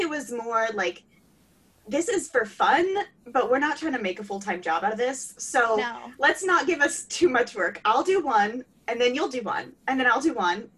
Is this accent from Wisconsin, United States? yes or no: no; Ohio, United States; I'm from Ohio.